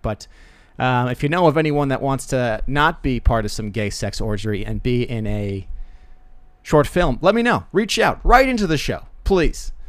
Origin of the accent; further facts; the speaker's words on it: Rockville Centre, New York, United States; It's my hometown